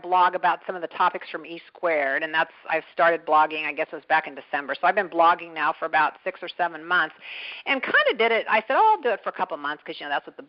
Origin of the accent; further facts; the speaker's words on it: Kansas, United States; also born or lived in Kentucky; I lived a lot of my life in Kansas